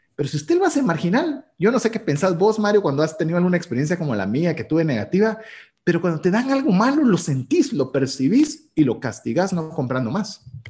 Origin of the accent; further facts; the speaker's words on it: Guatemala; cultura guatemalteca, que es de donde emitimos este programa